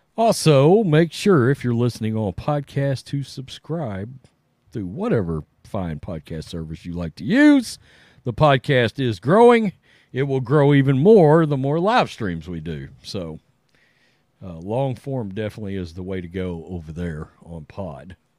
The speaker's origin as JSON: {"language": "English", "town": "Big Sandy", "region": "Texas", "country": "United States", "tie": "born or raised there", "said": "he's from my hometown, literally. When you enter my hometown, it says Home of Lovey Smith"}